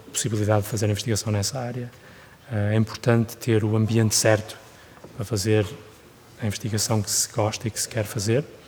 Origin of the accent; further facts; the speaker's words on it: Guimarães, Norte, Portugal; moved away as an adult; also born or lived in Germany / United Kingdom; now in Switzerland; cresci em Portugal